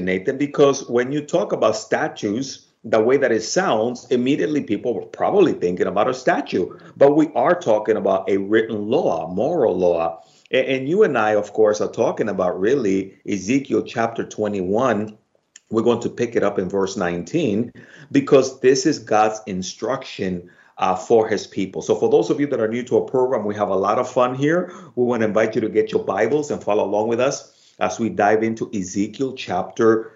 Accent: New York City, New York, United States; accent: Bronx Spanish; my Bronx Spanish accent

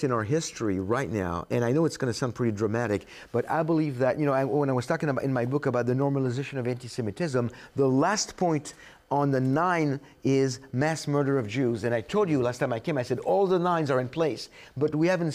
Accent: France; moved away as an adult; now in United States; I come from France

